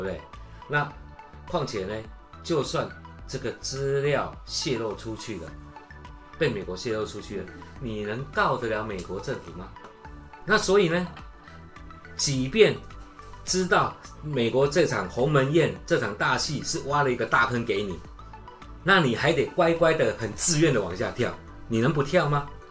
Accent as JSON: {"language": "Chinese", "country": "Taiwan", "said": "现在我们台湾人流行的那三个字叫“美更小”"}